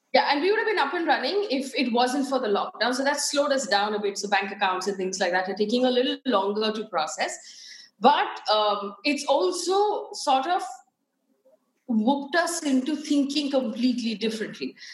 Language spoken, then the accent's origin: English; Chikmagalur, Karnataka, India; also born or lived in Bangalore; I was born in Chikmagalur